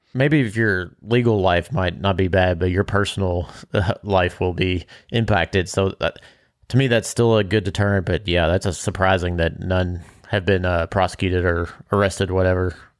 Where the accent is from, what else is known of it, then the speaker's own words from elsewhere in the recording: Bardstown, Kentucky, United States; growing up in Bardstown, you have deer and, or venison, and that's a staple